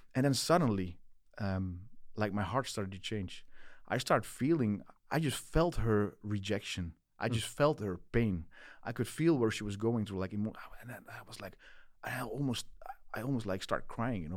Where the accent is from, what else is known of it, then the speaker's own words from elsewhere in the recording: Netherlands; English is a second language; back home in Holland